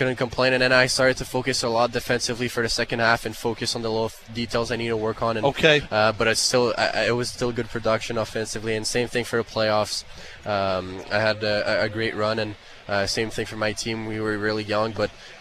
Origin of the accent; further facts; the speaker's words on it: Canada; English is a second language; being a Canadian playing in Canada